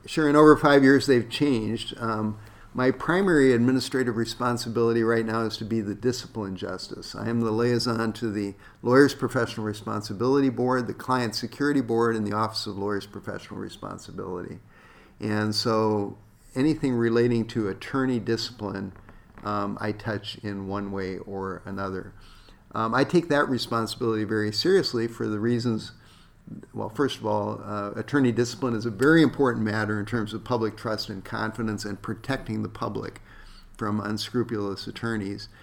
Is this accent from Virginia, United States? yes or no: no; South Dakota, United States; now in Minnesota, United States; growing up in South Dakota